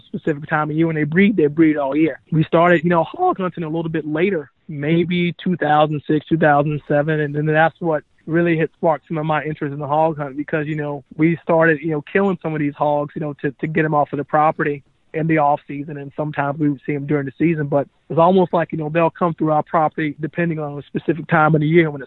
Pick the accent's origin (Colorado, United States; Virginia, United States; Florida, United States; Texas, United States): Florida, United States; Hilliard; moved away as an adult; now in Minnesota, United States; growing up in North Florida, our city that I grew up in is called Hilliard, Florida